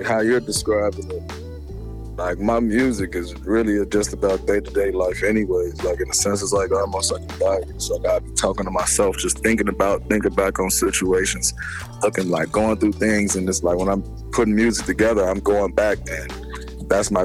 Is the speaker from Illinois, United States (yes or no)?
yes; Chicago, Illinois, United States; I'm from the west side, BL South. Like, I grew up on the west side, BL South